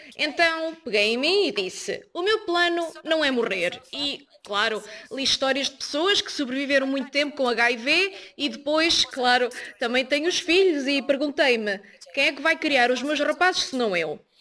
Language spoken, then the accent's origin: Portuguese; South Africa; Sou da África do Sul